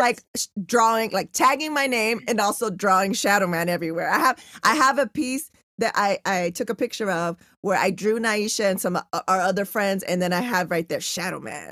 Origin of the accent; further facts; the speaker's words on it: San Diego, California, United States; also born or lived in National City; I'm from San Diego, born in National City